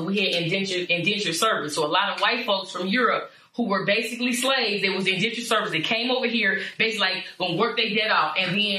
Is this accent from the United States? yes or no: yes; United States; so you're from America? I was like, yeah, you know, born and raised.